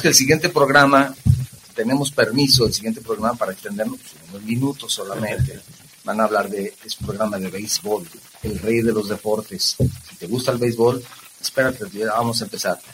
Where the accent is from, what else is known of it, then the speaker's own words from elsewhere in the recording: Guadalajara, Jalisco, Mexico; los que somos tapatíos